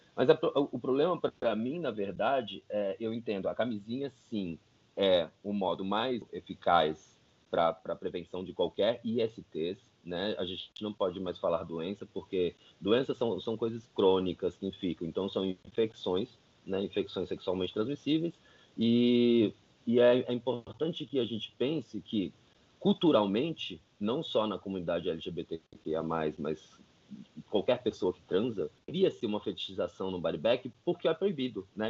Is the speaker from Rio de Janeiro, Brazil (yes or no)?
no; São Paulo, Brazil; sou de São Paulo, tenho 32 anos